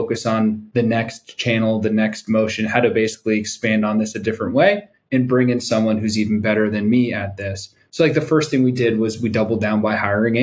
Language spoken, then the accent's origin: English; East Coast, United States; also born or lived in New York City; now in San Diego, United States; I'm from the East Coast, living in North County, San Diego now